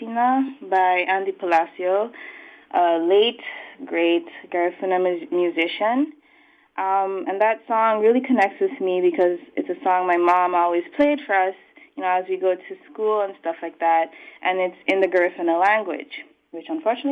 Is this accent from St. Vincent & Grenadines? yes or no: yes; St. Vincent & Grenadines; moved away as an adult; also born or lived in Belize / Buffalo, United States; now in Santa Cruz, United States; I was born in Belize, but raised in St. Vincent